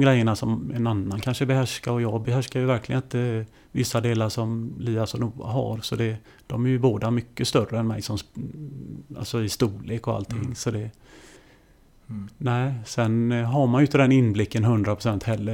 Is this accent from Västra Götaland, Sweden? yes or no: yes; Kungälv, Västra Götaland, Sweden; jag kommer ju från eh, eh, Ytterby hette det då, Kungälv då. Eh, mm. där spelar jag eh, eh mina pojklagsår